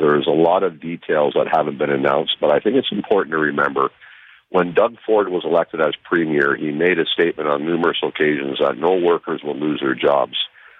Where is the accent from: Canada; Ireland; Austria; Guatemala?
Canada; Oshawa, Ontario; in my hometown, Lake Ridge Health Oshawa